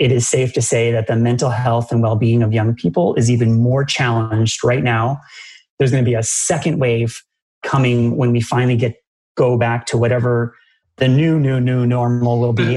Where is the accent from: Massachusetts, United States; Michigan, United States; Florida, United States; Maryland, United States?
Massachusetts, United States; I grew up in Massachusetts where Dunkin' Donuts is just a king of donuts